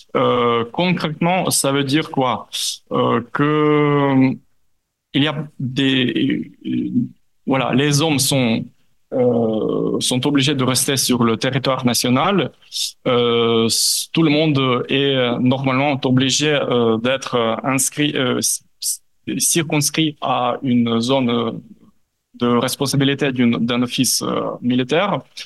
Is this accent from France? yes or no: no; Ukraine; en tant qu'Ukrainien, en tant que chercheur ukrainien